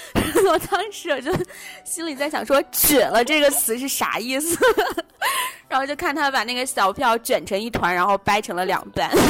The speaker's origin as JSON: {"language": "Chinese", "country": "China", "tie": "born or raised there", "said": "然后它让我去反思作为女性在中国长大的这整个过程，我的女性身份。"}